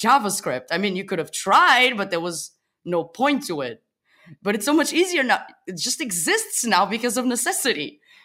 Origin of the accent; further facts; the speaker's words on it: Portugal; moved away as an adult; now in Berlin, Germany; I live in Berlin for the past six months. I come from Portugal.